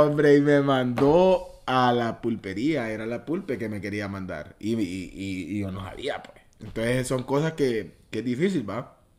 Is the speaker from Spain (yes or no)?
no; Choluteca, Honduras; moved away as an adult; now in Tegucigalpa, Honduras; Yo nací en Choluteca